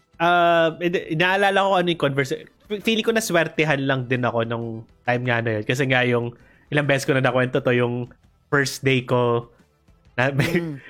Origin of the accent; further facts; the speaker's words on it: Philippines; na Asian ako, na Pilipino ako